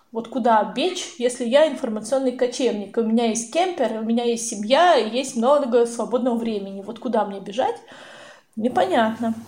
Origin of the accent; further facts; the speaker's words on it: Russia; мы из России